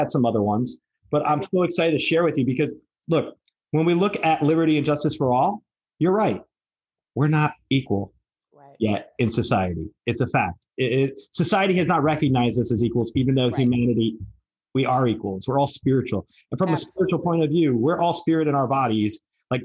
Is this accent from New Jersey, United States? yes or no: yes; New Jersey, United States; moved away; also born or lived in Tampa; I grew up in New Jersey, and in that part of the area, we had little bubbles.